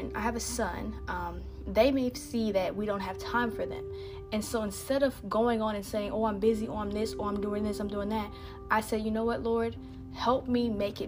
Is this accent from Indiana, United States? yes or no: yes; Indiana, United States; now in Texas, United States; I'm from Indiana